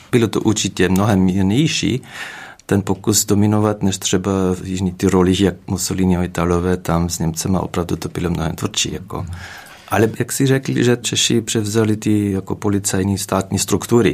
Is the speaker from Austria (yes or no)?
yes; Sandl, Upper Austria, Austria; Czech is a second language; moved away as an adult; also born or lived in České Budějovice; now in Kaplice, Czech Republic; odkud pocházím já, to je malá vesnice Sandl